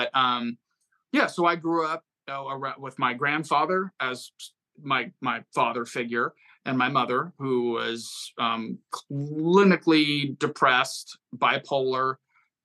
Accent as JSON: {"language": "English", "town": "Fremont", "region": "California", "country": "United States", "tie": "born or raised there", "said": "I grew up in the San Francisco Bay Area, the East Bay, Fremont, California"}